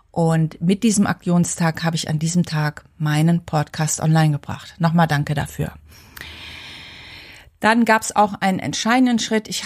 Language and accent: German; Frankfurt, Hesse, Germany; weil ich komme ursprünglich aus Frankfurt